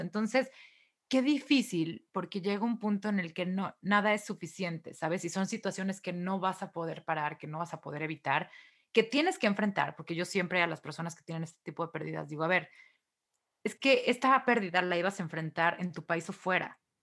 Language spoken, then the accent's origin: Spanish; Mexico; moved away; yo estaba chiquilla y todavía vivía en México